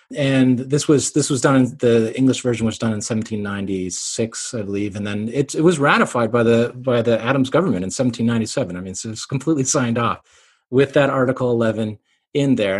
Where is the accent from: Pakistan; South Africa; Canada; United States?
Canada; also born or lived in Cambridge, England; I'm Canadian